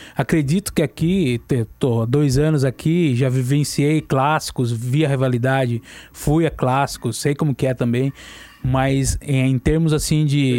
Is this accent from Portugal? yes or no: no; Campinas, São Paulo, Brazil; also born or lived in Amparo; Sou nascido em Campinas